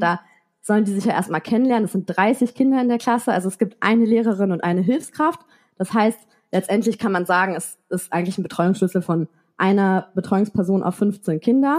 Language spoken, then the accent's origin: German; Germany; moved away as an adult; also born or lived in Paris, France; now in France; als Deutsche